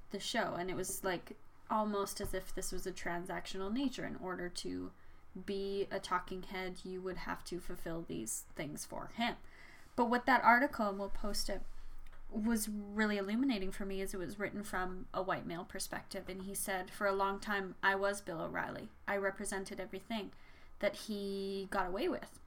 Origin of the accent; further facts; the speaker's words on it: Red Deer, Alberta, Canada; also born or lived in Saskatchewan; I moved to Deer from Saskatchewan when I was ten